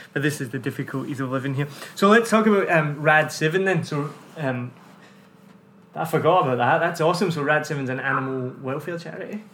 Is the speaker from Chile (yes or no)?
no; United Kingdom; now in Ho Chi Minh City, Vietnam; I went back to the UK